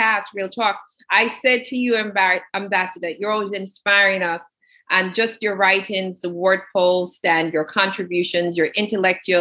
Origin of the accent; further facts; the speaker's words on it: Spanish Town, Saint Catherine, Jamaica; moved away; growing up in Ensom City, Spanish Town, Jamaica